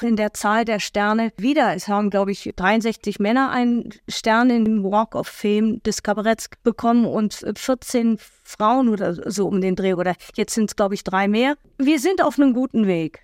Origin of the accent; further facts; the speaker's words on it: Germany; wir Deutschen